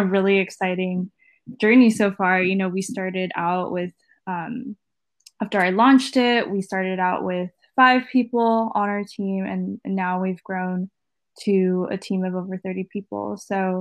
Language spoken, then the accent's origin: English; East Bay, San Francisco Bay Area, California, United States; also born or lived in Washington, D.C.; I grew up here in the Bay Area, born and raised in the East Bay